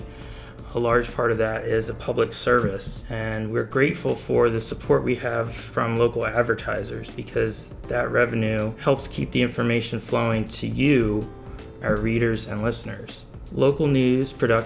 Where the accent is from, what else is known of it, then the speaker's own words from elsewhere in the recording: Bethlehem, Pennsylvania, United States; I grew up in Bethlehem